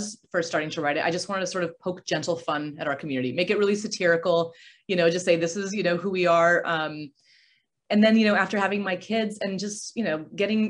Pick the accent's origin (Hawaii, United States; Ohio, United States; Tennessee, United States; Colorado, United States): Colorado, United States; Aurora; moved away as an adult; also born or lived in California; I grew up in Aurora, Colorado.